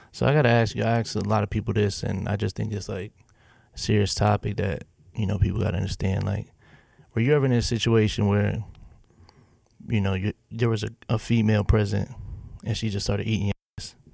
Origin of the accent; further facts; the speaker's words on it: Pennsylvania, United States; moved away as an adult; now in Nashville, United States; I'm from Pennsylvania